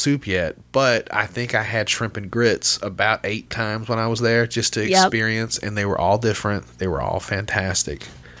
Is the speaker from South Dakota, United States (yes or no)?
no; Little Rock, Arkansas, United States; And I'm from Little Rock, you know, the outskirt of Little Rock